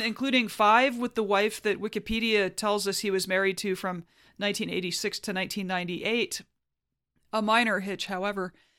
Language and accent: English; Huntsville, Alabama, United States; my hometown of Huntsville, Alabama